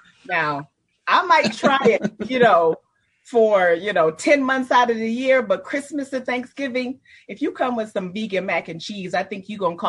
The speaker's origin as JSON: {"language": "English", "region": "Nebraska", "country": "United States"}